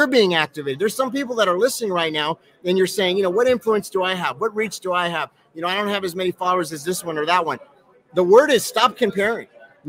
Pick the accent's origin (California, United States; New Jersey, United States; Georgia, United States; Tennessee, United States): Tennessee, United States; Nashville; I mean, I come from Nashville, you know, there's like literally like a coffee shop on every corner.